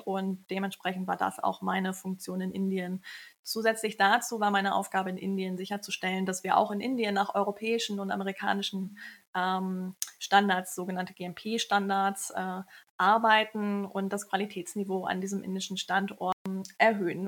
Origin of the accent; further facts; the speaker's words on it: Kiel, Schleswig-Holstein, Germany; moved away as an adult; also born or lived in India; now in Hamburg, Germany; Ich bin aus Kiel, bin dort aufgewachsen, habe Pharmazie in Kiel studiert